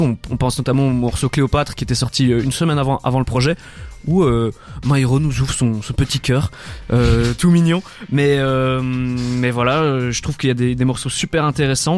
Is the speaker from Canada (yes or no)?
no; Namur, Wallonia, Belgium; je, viens de Namur